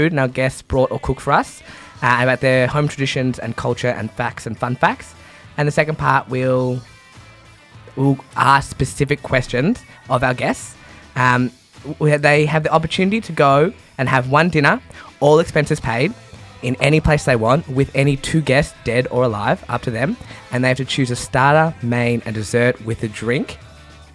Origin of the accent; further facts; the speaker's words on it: Australia; moved away as an adult; now in Brno, Czech Republic; from Australia